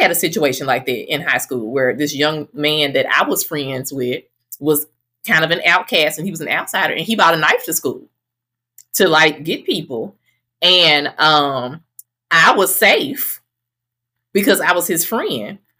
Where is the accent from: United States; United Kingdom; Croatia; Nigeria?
United States; Greenville, Mississippi; also born or lived in Charleston, Mississippi; now in Atlanta, United States; I am from oh, Greenville